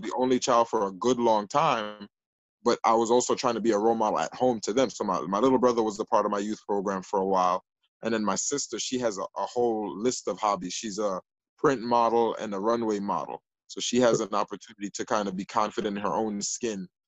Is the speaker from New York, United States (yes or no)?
yes; New York City, New York, United States; also born or lived in Jamaica (parents' origin); the Northeast Bronx, where I live now in the 12th district